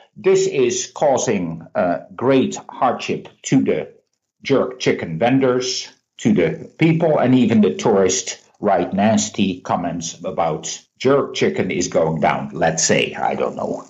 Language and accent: English; Netherlands; I'm being cynical from Holland